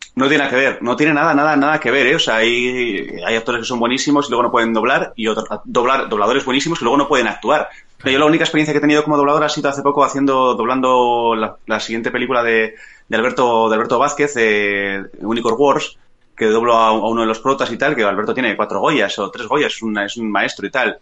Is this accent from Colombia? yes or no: no; Bilbao, Basque Country, Spain; yo soy de Zabalburu